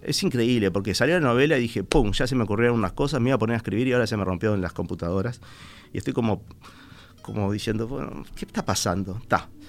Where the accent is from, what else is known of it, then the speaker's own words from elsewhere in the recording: Montevideo, Uruguay; yo me siento una persona de Sayago, aunque no nací exactamente en Sayago, desde muy chiquito me fui a Sayago.